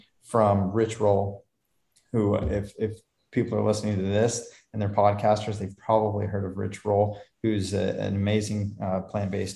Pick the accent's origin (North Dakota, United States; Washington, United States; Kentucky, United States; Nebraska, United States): Nebraska, United States; Lincoln; We grew up in Lincoln, Nebraska